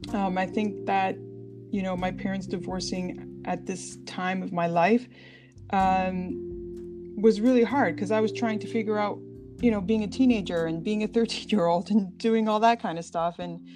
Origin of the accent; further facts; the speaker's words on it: Toronto, Ontario, Canada; born there; I was born here in Toronto. My parents were immigrants from Portugal.